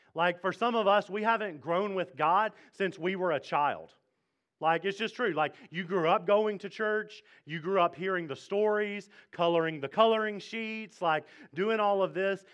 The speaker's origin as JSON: {"language": "English", "region": "Mississippi", "country": "United States", "moved": "yes", "lives_now": "Fredericksburg, United States", "said": "I am from Mississippi."}